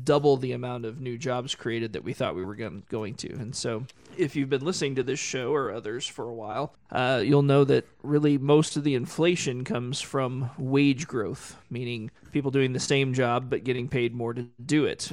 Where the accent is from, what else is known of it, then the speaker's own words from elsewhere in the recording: Tulsa, Oklahoma, United States; I grew up in Tulsa